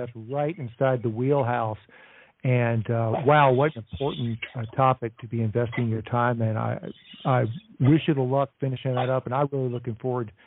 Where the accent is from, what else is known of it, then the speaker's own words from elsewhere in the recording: United States; as an American